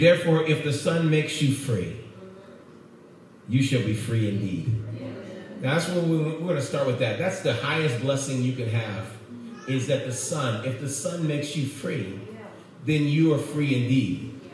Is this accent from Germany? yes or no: no; Oakland, California, United States; I grew up in Oakland